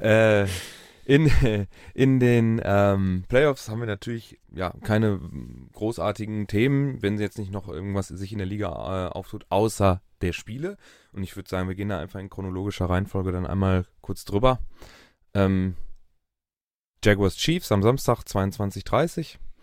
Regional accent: Dortmund, North Rhine-Westphalia, Germany; bei uns in Dortmund

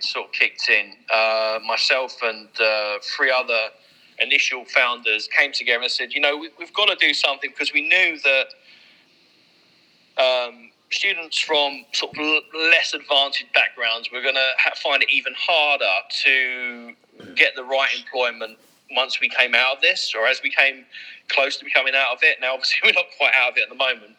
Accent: Leytonstone, London, United Kingdom; moved away; also born or lived in Whipps Cross; I was born in Whipscross, grew up in Leytonstone.

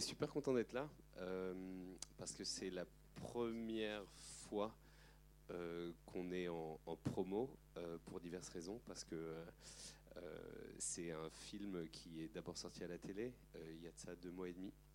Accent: Aubervilliers, Île-de-France, France; j'ai grandi à Aubervilliers

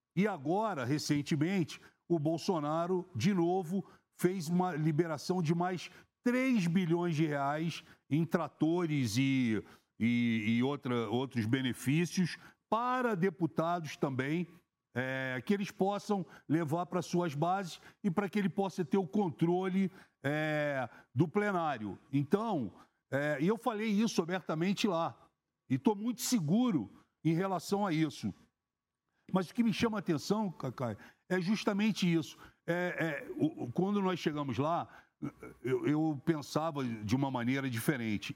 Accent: Rio de Janeiro, Brazil; eu sou do Rio de Janeiro

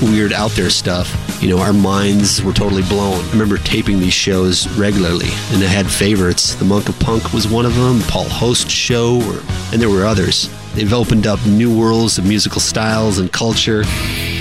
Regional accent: Menomonee Falls, Wisconsin, United States; growing up in Menominee Falls

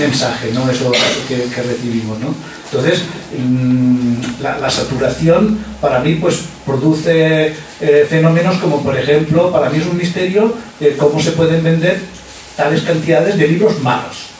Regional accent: Badalona, Catalonia, Spain; Yo, soy de Badalona, vivo en Badalona

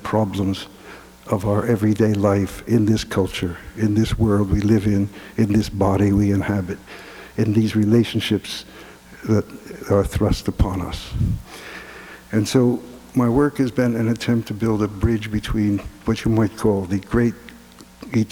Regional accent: Philadelphia, Pennsylvania, United States; I was brought up in Philadelphia

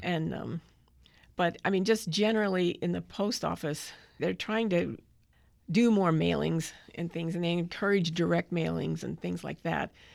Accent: Southern California, United States; also born or lived in Big Sandy, Texas; I grew up in Southern California

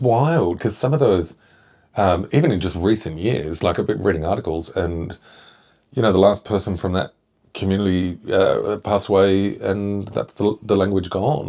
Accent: Shepparton, Victoria, Australia; now in Isle of Mull, United Kingdom; where I grew up, uh, Shepparton

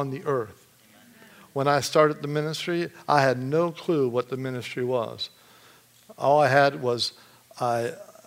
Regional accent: Michigan, United States; I'm from Michigan

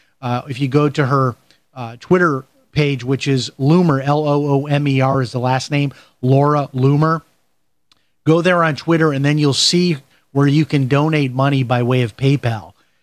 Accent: Chicago, Illinois, United States; And I grew up in Chicago, and I remember people doing that, people having thousands of dollars in cash around their house.

